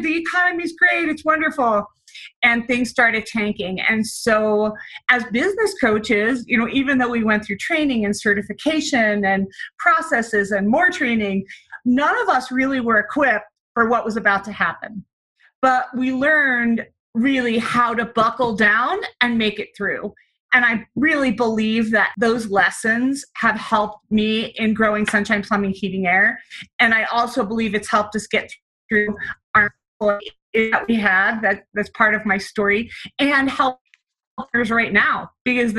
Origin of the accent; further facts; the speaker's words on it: New Jersey, United States; moved away as an adult; also born or lived in New York City / Denver / Grenada; I'm originally from the East Coast, New Jersey